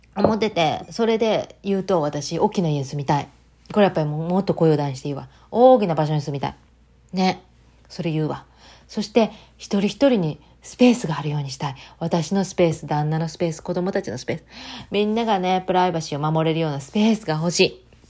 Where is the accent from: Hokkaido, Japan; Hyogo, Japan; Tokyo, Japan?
Hyogo, Japan; Takasago; 私の地元高砂、播州